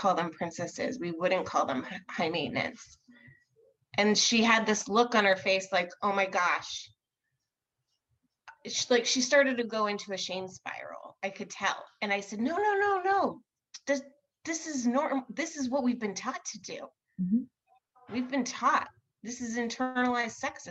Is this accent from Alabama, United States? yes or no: no; Irvine, California, United States; I'm from Irvine.